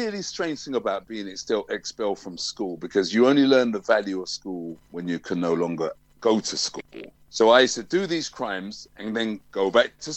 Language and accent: English; London, United Kingdom; I'm a Tottenham man. I grew up in Tottenham.